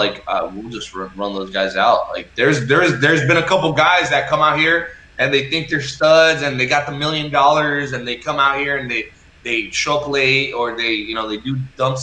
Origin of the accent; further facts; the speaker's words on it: United States; first language Spanish; English is a second language; I was born in the States, but I pretty much speak, like, fluent Spanish. I mean, my first language is Spanish